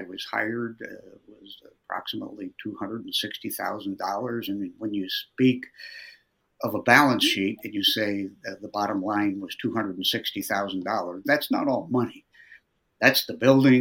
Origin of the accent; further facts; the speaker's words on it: Lincoln, Nebraska, United States; I was born and raised in Lincoln